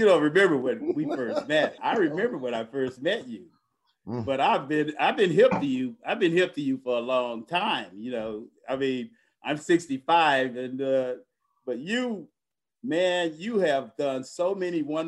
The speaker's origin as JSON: {"language": "English", "town": "Kissimmee", "region": "Florida", "country": "United States", "tie": "born or raised there", "said": "I grew up in Kissimmee, Florida in 1955, August 12th."}